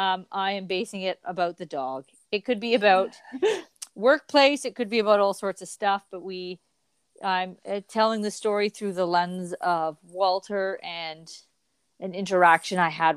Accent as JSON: {"language": "English", "country": "Canada", "said": "Well, we are Canadian icons."}